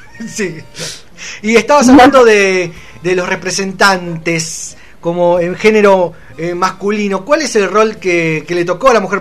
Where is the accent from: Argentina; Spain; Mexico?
Argentina; somos argentinos